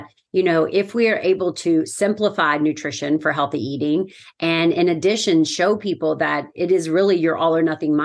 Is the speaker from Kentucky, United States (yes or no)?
yes; Lexington, Kentucky, United States; I'm from Lexington, Kentucky